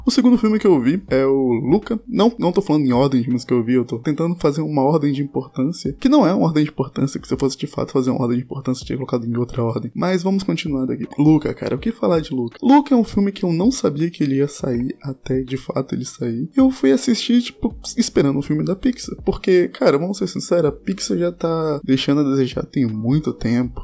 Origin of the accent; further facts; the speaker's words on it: Espírito Santo, Brazil; Eu sou capixaba